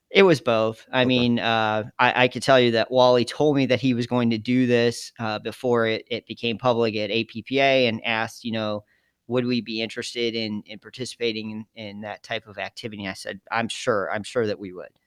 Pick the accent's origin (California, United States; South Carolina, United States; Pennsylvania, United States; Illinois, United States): Illinois, United States; Geneva; moved away as an adult; also born or lived in Jamestown, New York; I was from Geneva, Illinois, which is a little town outside of Chicago